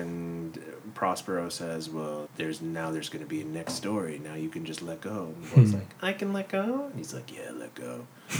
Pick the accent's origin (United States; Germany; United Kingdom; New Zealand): Germany; moved away; I grew up in Germany